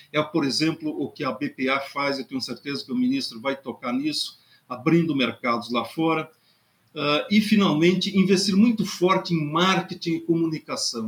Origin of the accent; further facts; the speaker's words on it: Rio Grande do Sul, Brazil; moved away; also born or lived in Pelotas / Pedro Osório; eu ainda me considero gaúcho, nasci no Rio Grande e vivo gaúcho